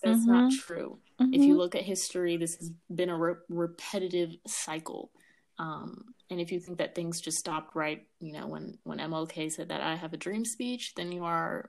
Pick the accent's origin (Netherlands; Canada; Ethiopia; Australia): Ethiopia; now in United States; I'm from Ethiopia, you're from Ethiopia, but at the end of the day, we both Black.